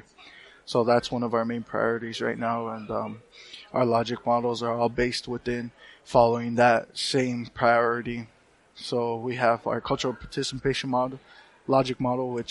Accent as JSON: {"language": "English", "town": "Cochiti Pueblo", "region": "New Mexico", "country": "United States", "said": "I'm originally from Cochiti Pueblo, which is my tribe, and It's also the city which I live"}